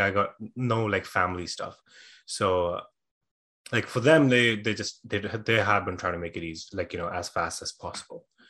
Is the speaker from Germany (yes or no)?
no; India; moved away as an adult; also born or lived in Dublin, Ireland; I was born and raised in India